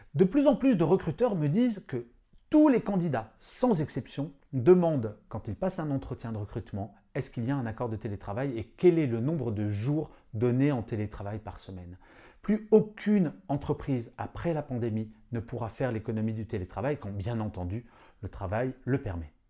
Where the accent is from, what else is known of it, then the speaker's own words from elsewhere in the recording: Paris, Île-de-France, France; je suis parisien